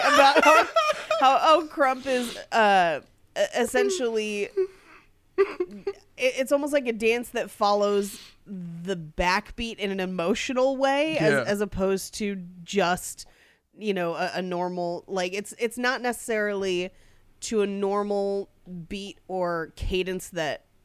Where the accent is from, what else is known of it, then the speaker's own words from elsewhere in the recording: near Oakland, California, United States; I grew up near Oakland.